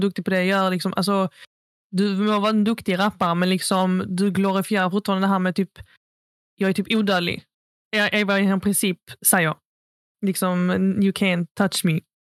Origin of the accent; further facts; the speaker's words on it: Sweden; vilka vi växte upp med i Fagringen